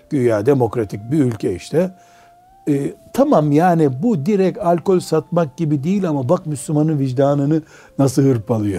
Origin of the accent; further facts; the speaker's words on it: Black Sea Region, Turkey; Bizim Karadeniz'de dua ederken su gibi aziz olasın derler